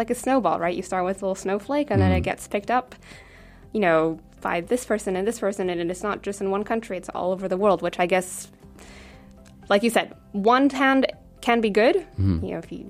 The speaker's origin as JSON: {"language": "English", "region": "California", "country": "United States", "moved": "yes", "lives_now": "Luxembourg", "said": "I'm from California"}